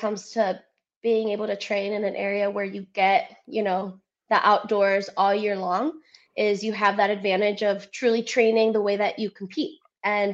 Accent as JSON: {"language": "English", "town": "Cleveland", "region": "Ohio", "country": "United States", "accent": "Cleveland", "first_language": "Spanish", "second_language": "English", "moved": "as an adult", "lives_now": "Naples, United States", "said": "I still have my Cleveland roots, though. My Cleveland accent comes out every now and then."}